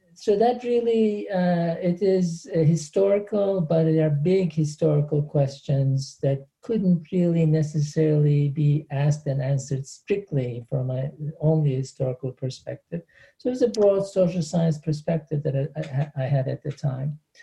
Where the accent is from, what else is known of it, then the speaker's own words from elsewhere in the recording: Antakya, Hatay, Turkey; moved away as an adult; in Turkey, I am from Antakya.